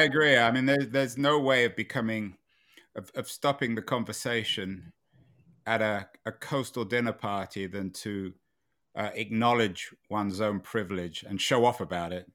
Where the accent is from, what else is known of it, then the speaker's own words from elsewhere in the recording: England, United Kingdom; When I was growing up in England